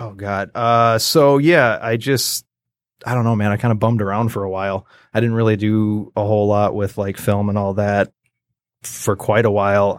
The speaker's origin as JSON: {"language": "English", "town": "Roscommon", "region": "Michigan", "country": "United States", "tie": "born or raised there", "said": "I was born up in a little tiny town called Roscommon, graduated with, like, a hundred and five people or whatever"}